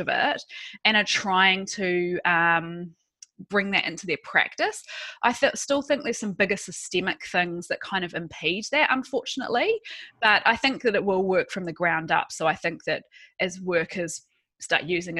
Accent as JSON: {"language": "English", "country": "New Zealand", "also_born_or_lived": "United Kingdom", "moved": "as an adult", "lives_now": "Australia", "said": "I am a Kiwi, so I'm from New Zealand."}